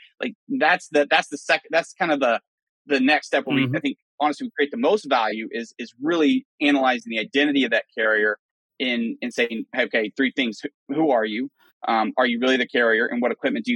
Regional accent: Western Oklahoma, United States; moved away; I'm from West Oklahoma

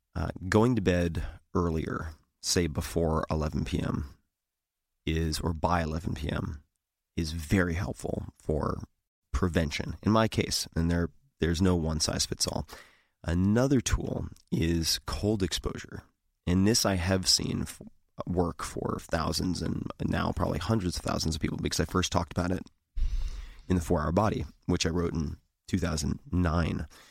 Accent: Eastern Long Island, New York, United States; I grew up on Eastern Long Island

